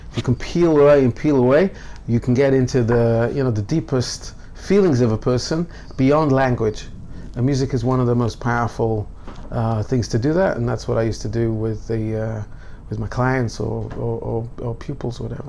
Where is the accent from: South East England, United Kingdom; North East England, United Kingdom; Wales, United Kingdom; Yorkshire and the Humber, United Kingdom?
North East England, United Kingdom; Newcastle upon Tyne; now in Jerusalem, Israel; growing up in Newcastle, I would go to Gateshead for you know Jewish classes